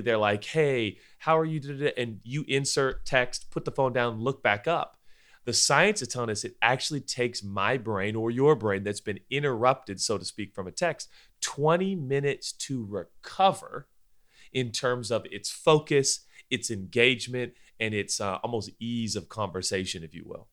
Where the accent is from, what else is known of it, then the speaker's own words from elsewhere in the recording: United States; we were born and bred in the United States of America